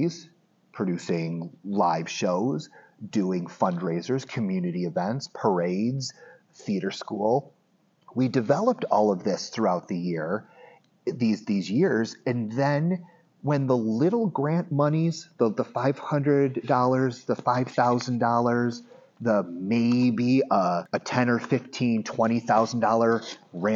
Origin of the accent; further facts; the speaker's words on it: Medina, New York, United States; I grew up in Medina, okay. New York